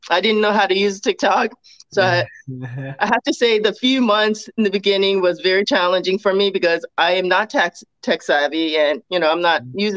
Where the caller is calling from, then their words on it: Baltimore, Maryland, United States; So I am in Baltimore, Maryland.